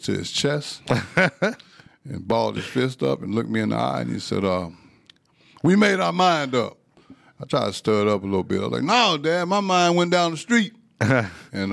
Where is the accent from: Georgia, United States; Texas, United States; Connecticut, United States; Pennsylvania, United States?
Texas, United States; moved away as an adult; also born or lived in Lincoln, Nebraska; I'm from Texas